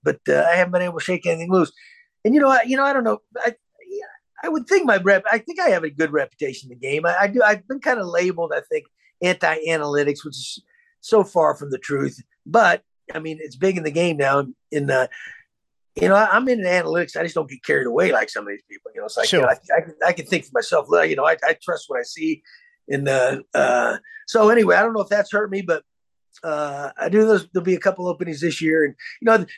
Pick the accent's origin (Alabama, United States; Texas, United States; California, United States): Texas, United States; I grew up in Texas